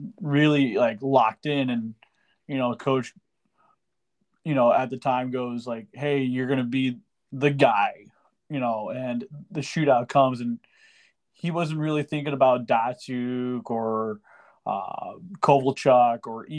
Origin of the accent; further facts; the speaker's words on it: United States; as an American